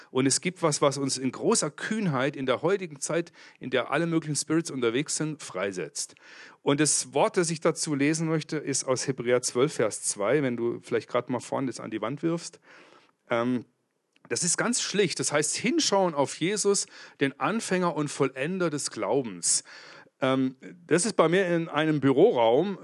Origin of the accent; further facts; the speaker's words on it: Kempten, Bavaria, Germany; Ich komme aus Kempten im Allgäu. Das liegt zwischen Bodensee und München.